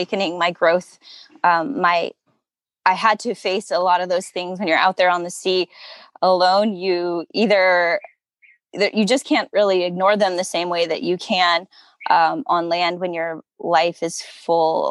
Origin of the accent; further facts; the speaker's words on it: Southern California, United States; growing up in Southern California, as a woman